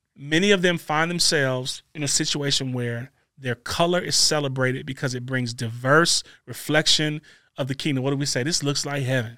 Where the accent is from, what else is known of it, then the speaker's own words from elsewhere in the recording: Maywood, United States; I'm a kid from Maywood